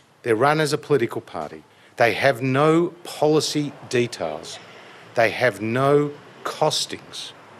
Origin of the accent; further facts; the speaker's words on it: Kew, Victoria, Australia; I grew up in Kew. I went to school in Hawthorne.